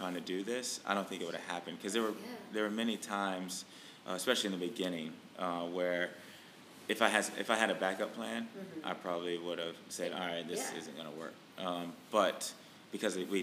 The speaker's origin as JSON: {"language": "English", "region": "North Carolina", "country": "United States", "also_born_or_lived": "Richmond / Washington, D.C. / Boston", "moved": "yes", "said": "I'm from North Carolina originally."}